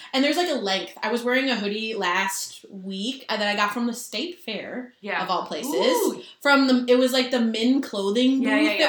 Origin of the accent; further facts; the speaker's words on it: Minnesota, United States; I'm from Minnesota and I'm wearing a Minnesota hoodie.